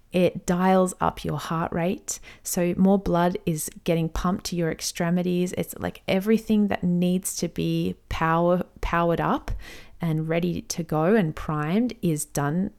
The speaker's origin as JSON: {"language": "English", "country": "Australia", "said": "I'm an Aussie mum in my thirties"}